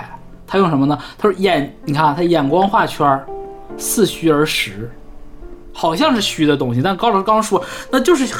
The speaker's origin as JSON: {"language": "Chinese", "region": "Northeast China", "country": "China", "moved": "yes", "lives_now": "Hong Kong", "said": "我们东北人"}